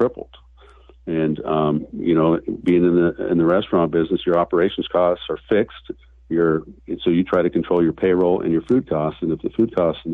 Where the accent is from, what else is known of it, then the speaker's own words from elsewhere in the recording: Newport, Oregon, United States; I was born and raised in Newport, Oregon. I'm a local kid